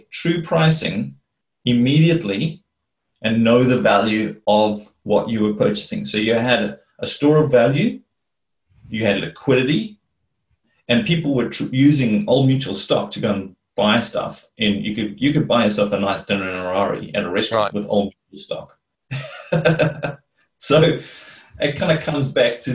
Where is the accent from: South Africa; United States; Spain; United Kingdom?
South Africa; moved away; because I come from South Africa, that was where I was originally from.